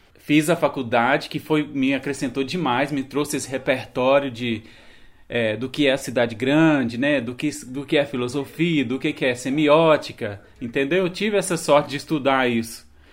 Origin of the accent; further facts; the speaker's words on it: Minas Gerais, Brazil; É a minha cidade onde eu nasci, onde minha família mora